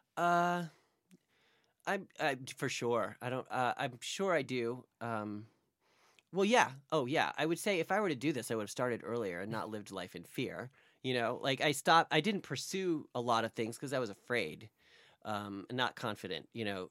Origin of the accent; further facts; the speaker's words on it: near the Poconos, Pennsylvania, United States; now in New York, United States; in the Poconos